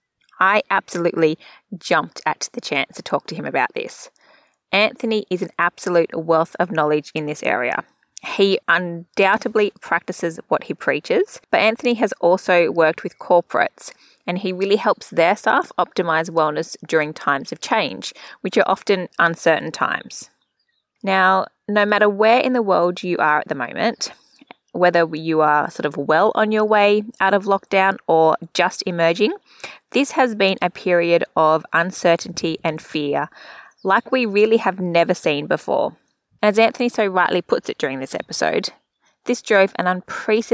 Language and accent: English; Central Coast, New South Wales, Australia; I'm also from there